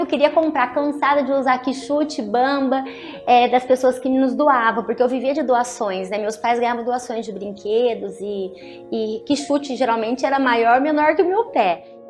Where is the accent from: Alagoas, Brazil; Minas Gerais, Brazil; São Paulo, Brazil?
São Paulo, Brazil; Aparecida; eu sou de uma família bem simples, nascida na cidade de Aparecida do Norte